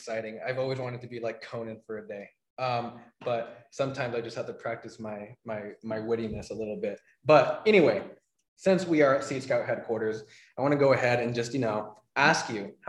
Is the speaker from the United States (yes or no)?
yes; Sedona, Arizona, United States; I'm a kid from Sedona, born and raised Arizona all my life. Go to ASU